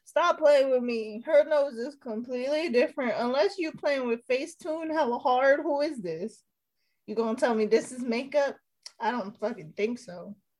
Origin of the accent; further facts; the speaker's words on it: Hawaii, United States; I'm from Hawaii